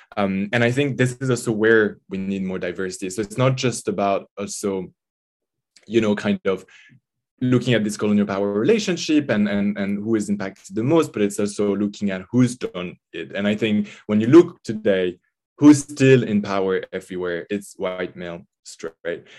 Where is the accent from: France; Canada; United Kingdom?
France; French Alps, Auvergne-Rhône-Alpes; also born or lived in Grenoble; I grew up in the Alps, um, in the mountains, the French Alps, uh, not so far from Italy.